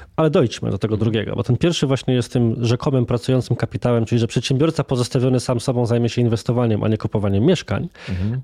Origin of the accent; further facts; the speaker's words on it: Włocławek, Kuyavian-Pomeranian Voivodeship, Poland; Ja sam jestem osobą z Włocławka, więc z mniejszej miejscowości